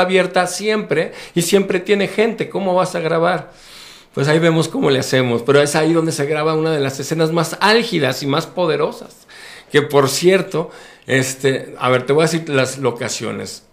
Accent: Mexico; Yo soy mexicano, vivo mexicano, sueño mexicano, que soy un mexicano

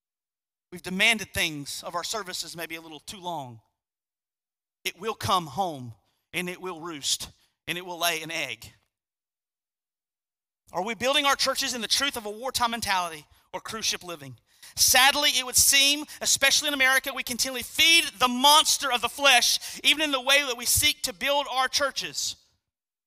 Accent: United States; as an American Christian

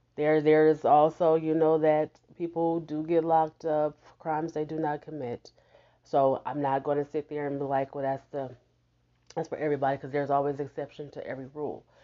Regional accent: Houston, Texas, United States; born or raised there; now in Omaha, United States

